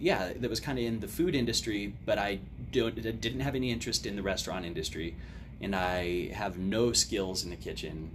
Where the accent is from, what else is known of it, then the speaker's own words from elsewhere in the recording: Odessa, Texas, United States; being born and raised in Odessa